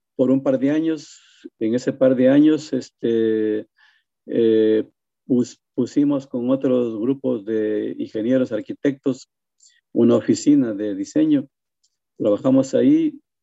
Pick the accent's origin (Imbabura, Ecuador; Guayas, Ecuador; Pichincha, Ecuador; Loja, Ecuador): Loja, Ecuador; moved away as an adult; also born or lived in Quito, Ecuador; now in New Jersey, United States; en mi tierra, en mi loja natal